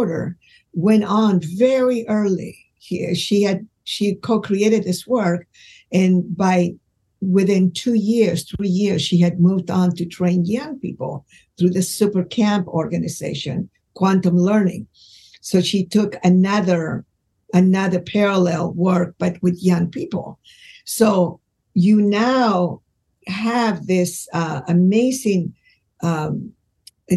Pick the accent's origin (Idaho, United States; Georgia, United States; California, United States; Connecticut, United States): California, United States; Los Angeles; I grew up in Los Angeles